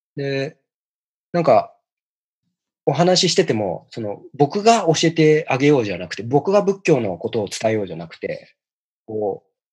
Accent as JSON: {"language": "Japanese", "region": "Tokyo", "country": "Japan", "tie": "born or raised there", "said": "故郷の渋谷の初台"}